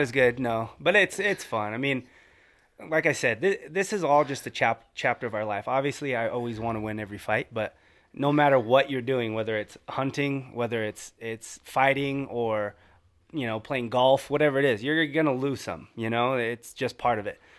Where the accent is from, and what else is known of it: California, United States